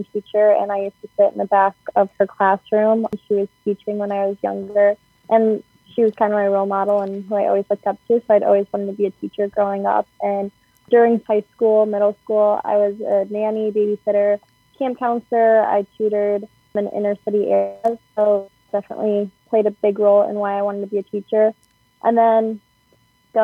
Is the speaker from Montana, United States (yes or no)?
no; Cleveland, Ohio, United States; I am from Cleveland, Ohio, which is about 2 hours away from Columbus. So, yeah, I'm from a suburb outside the city, like 35 minutes away